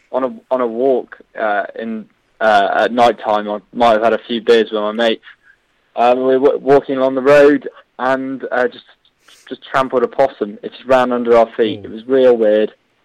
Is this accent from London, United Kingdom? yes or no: no; Bristol, South West England, United Kingdom; moved away as an adult; now in Plymouth, United Kingdom; I'm a student from Bristol and I go to university down by the seaside in Plymouth.